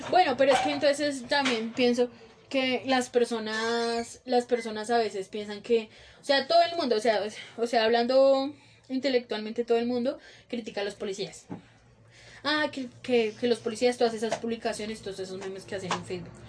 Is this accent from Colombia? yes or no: yes; Colombia; nosotros los colombianos